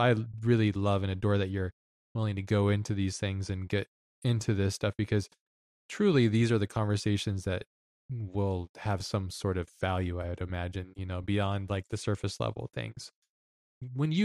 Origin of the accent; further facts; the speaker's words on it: Hawaii, United States; moved away; also born or lived in Lahaina; growing up in Hawaii